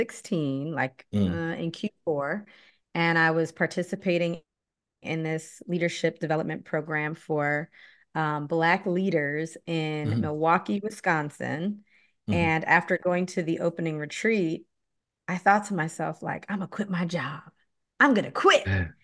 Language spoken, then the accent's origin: English; Okinawa, Japan; also born or lived in Naples, Italy; now in United States; but by heritage, I am Belizean from Central America. And specifically, mm-hmm. we are Garifuna. But I was born in Napoli, Italy. I was raised in Okinawa, Japan, and I've mostly lived in the U.S. for my adult life.